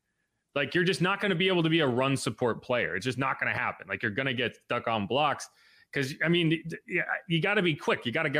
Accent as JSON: {"language": "English", "region": "Connecticut", "country": "United States", "tie": "born or raised there", "said": "It's like where I grew up in Connecticut."}